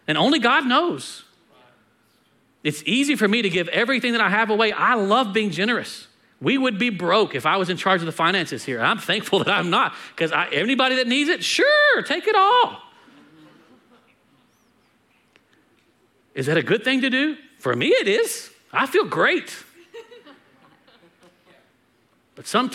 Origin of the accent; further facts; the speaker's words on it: United States; we're American